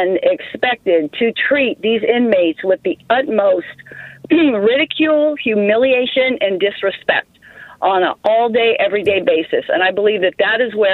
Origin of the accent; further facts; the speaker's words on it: California, United States; my home state of California